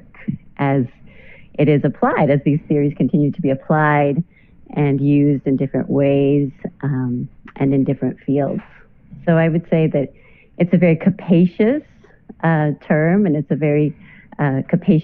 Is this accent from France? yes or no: no; Santa Fe, New Mexico, United States; moved away as an adult; now in San Antonio, United States; I'm originally from Santa Fe, Nuevo Mexico, and I have been here in San Antonio for about 6 years now